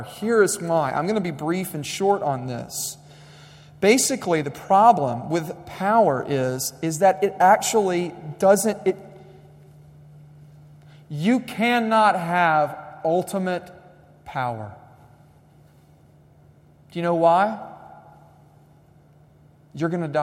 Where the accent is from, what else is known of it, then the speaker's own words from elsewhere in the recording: United States; I was raised in American schools